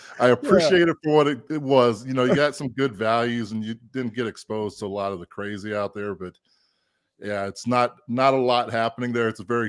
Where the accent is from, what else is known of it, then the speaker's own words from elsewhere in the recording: Cheyenne, Wyoming, United States; moved away as an adult; But it's actually, I grew up in Cheyenne, Wyoming, believe it or not.